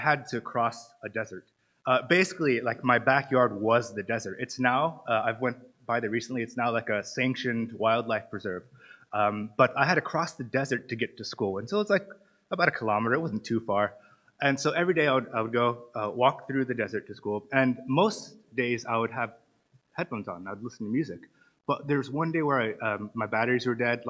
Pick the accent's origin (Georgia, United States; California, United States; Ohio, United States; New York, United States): California, United States; Antelope Valley; now in Cork, Ireland; I'm American. For those of you who don't know, I'm from California. I'm actually from Los Angeles, but I usually say Los Angeles, but it's a little bit over the hills north of Los Angeles in an area called the Antelope Valley